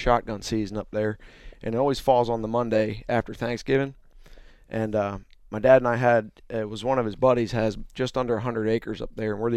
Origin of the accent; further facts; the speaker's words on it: Green Lane, Pennsylvania, United States; moved away; I'm originally from there. I moved down here in 2003